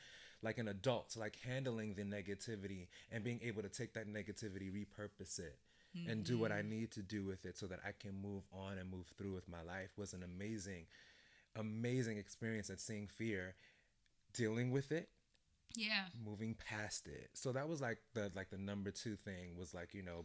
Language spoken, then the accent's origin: English; New York City, New York, United States; I'm from Brooklyn, but my family is Jamaican